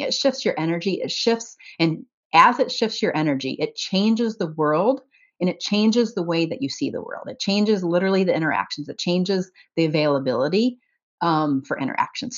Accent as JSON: {"language": "English", "region": "about two hours north of Indianapolis", "country": "United States", "tie": "born or raised there", "said": "my hometown"}